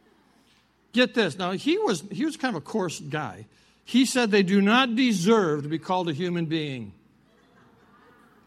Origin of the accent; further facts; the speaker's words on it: South Dakota, United States; I'm from South Dakota. I was raised on a ranch and farm.